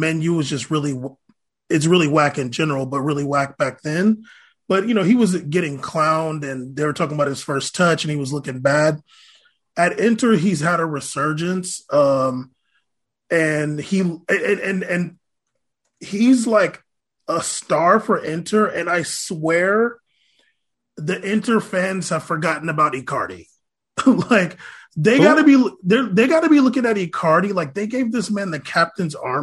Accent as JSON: {"language": "English", "country": "United States", "said": "we're American"}